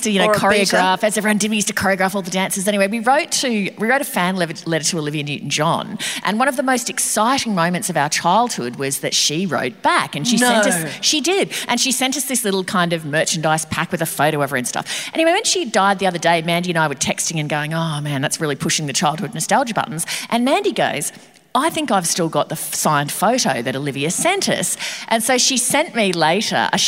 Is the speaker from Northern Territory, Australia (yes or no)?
no; Brisbane, Queensland, Australia; moved away; being back in my hometown, being in Grease, the musical, when I was at school